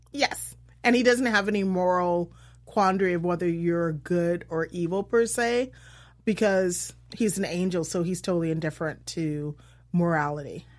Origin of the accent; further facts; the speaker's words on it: Iowa, United States; I'm from Iowa.